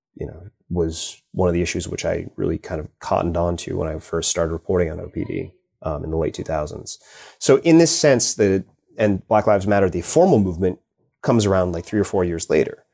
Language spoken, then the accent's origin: English; New York City, New York, United States; moved away; I grew up in New York City, and I moved back to New York